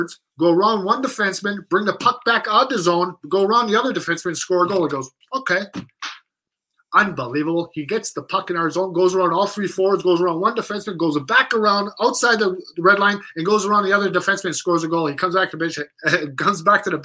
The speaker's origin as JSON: {"language": "English", "area": "3 miles from Eveleth", "region": "Minnesota", "country": "United States", "tie": "born or raised there", "said": "which is only 3 miles from my hometown"}